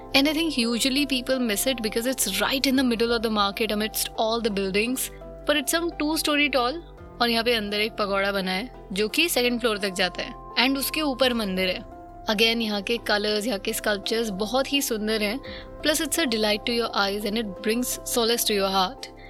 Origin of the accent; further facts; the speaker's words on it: North India, India; मैं north India से हूँ